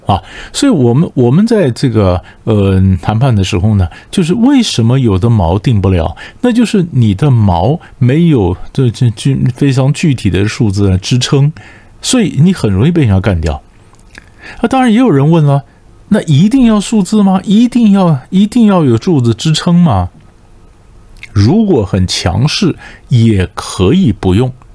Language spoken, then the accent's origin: Chinese; Taiwan; 我被新加坡人一脚踢出来，一脚踢出来说你们台湾人就是没水准